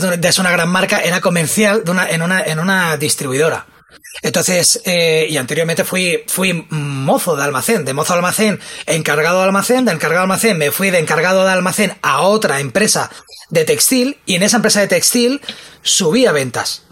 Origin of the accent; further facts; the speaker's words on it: Spain; como buen español